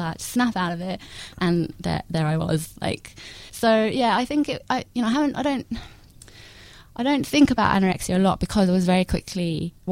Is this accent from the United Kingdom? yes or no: yes; London, United Kingdom; moved away as an adult; now in Melbourne, Australia; I grew up in London until I was 21.